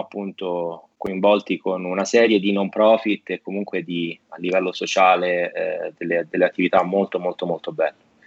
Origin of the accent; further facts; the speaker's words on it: Italy; also born or lived in United States; io sono italiano, america, sono anche americano, però, eh, prima di tutto italiano